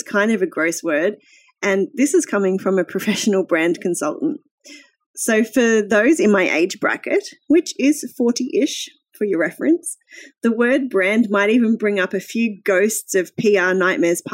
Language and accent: English; Australia; also born or lived in Brisbane; I'm an Australian